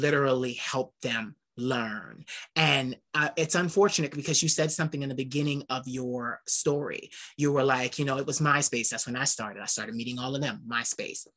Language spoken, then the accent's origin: English; Philadelphia, Pennsylvania, United States; I'm from Philadelphia.